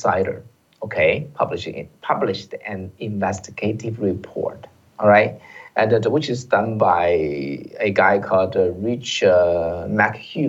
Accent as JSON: {"language": "English", "country": "China", "moved": "yes", "lives_now": "United States", "said": "we came from China"}